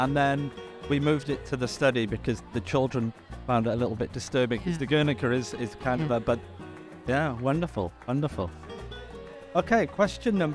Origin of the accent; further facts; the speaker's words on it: England, United Kingdom; now in Canada; I'm English